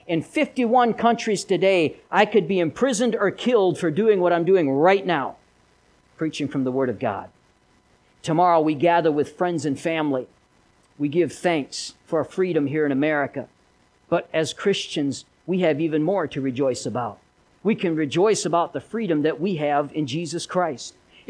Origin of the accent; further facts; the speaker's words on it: Philadelphia, Missouri, United States; I am from Philadelphia, Missouri. Did you know that? Little town. I went to school at Philadelphia High School for a couple of years.